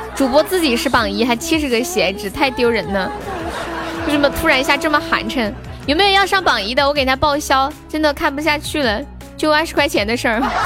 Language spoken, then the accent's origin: Chinese; Sichuan, China; accent: Sichuanese; 我们四川话是这么说，叫肉馍馍